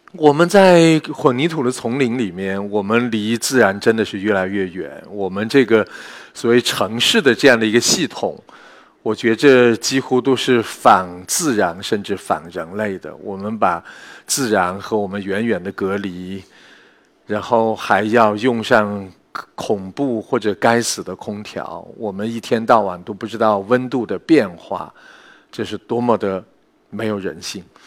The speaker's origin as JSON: {"language": "Chinese", "region": "Yunnan", "country": "China", "said": "我来自云南啊"}